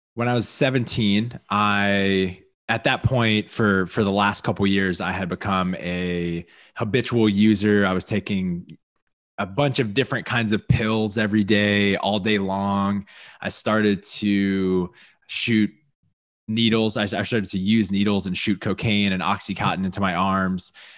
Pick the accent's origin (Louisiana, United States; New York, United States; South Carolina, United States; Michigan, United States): Louisiana, United States; I grew up in Louisiana